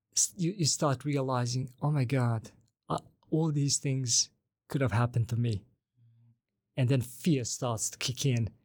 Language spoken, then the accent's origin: English; Banja Luka, Republika Srpska, Bosnia & Herzegovina; first language Bosnian; English is a second language; now in Sweden; I'm from Banja Luka.